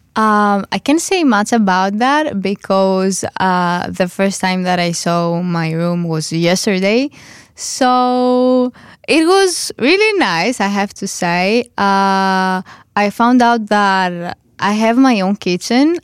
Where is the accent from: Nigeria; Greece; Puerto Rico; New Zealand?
Greece; now in Netherlands; I come from Greece